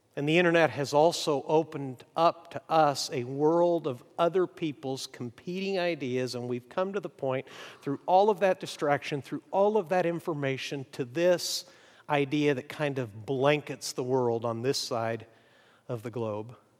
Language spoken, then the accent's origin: English; Mexico; moved away; When I was a little kid growing up in Mexico